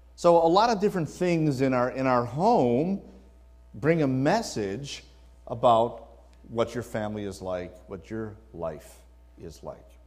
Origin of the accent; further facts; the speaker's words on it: Wisconsin, United States; now in California, United States; I was born in the Midwest, born and raised in, in Wisconsin.